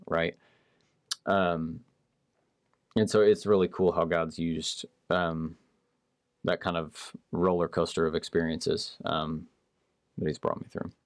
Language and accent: English; Marble Falls, Texas, United States; I grew up in Marble Falls